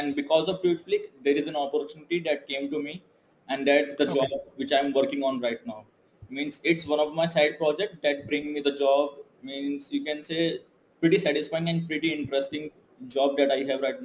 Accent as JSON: {"language": "English", "country": "India", "moved": "as an adult", "lives_now": "Malaysia", "said": "I'm from India"}